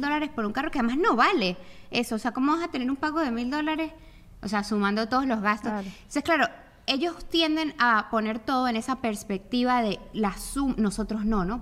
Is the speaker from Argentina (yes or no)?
no; Venezuela; moved away; yo llegué como venezolana